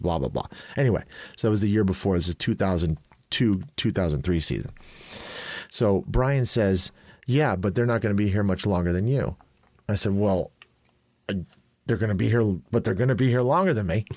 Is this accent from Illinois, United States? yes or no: yes; Chicago, Illinois, United States; I grew up in Chicago